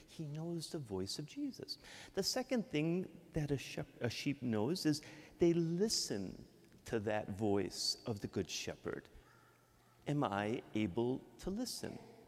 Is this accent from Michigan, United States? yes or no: yes; Michigan, United States; accent: Midwestern; moved away as an adult; also born or lived in Mexico; now in Yonkers, United States; I'm from Michigan. I can't hide my Midwestern accent